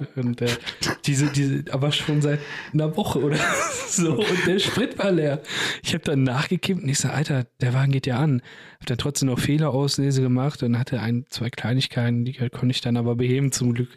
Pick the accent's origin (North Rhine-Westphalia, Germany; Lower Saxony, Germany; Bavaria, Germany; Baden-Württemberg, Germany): North Rhine-Westphalia, Germany; Bochum; Ich bin größtenteils in Weidmar und Ehrenfeld dort aufgewachsen.